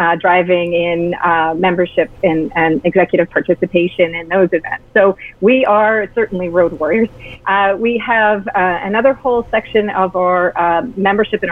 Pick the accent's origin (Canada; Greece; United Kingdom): Canada; as a Canadian